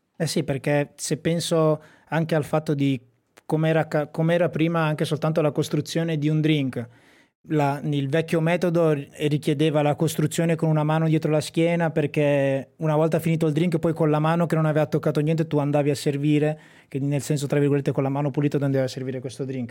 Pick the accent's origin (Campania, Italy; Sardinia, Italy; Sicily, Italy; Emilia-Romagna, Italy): Emilia-Romagna, Italy; Sassuolo; io sono di Sassuolo, un paese vicino a Modena